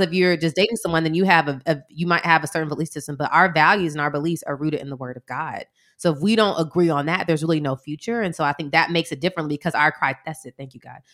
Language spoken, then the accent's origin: English; Atlanta, Georgia, United States; we're from Atlanta